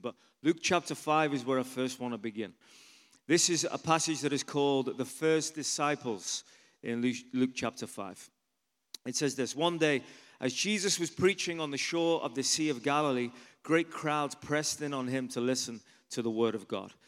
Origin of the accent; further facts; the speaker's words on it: Liverpool, North West England, United Kingdom; moved away as an adult; also born or lived in London / Ireland; I'm from England originally. Anyone ever been to Liverpool in England?